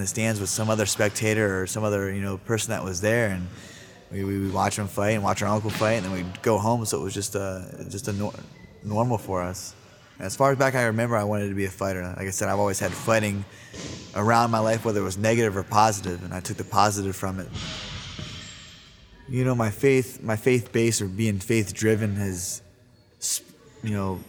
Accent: Yorkville and Dennison, Ohio, United States; also born or lived in Sacramento, California; Growing up in Yorksville and Denison, Ohio

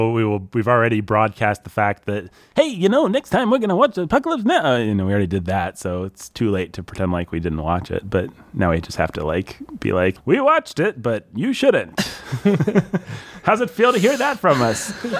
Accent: United States; I'm American

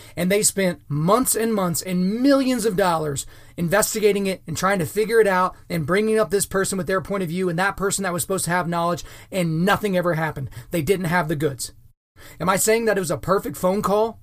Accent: United States; as an American

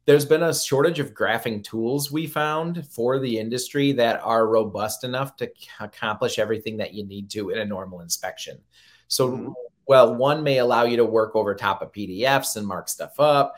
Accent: Michigan, United States; I'm from Michigan, so we have a lot of lakes and a lot of area to cover

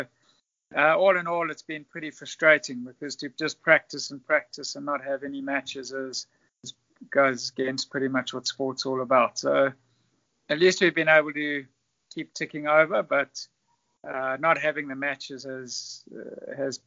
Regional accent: South Africa; also born or lived in Zimbabwe / Durham, England; I was born in Zimbabwe, but lived most of my life in South Africa

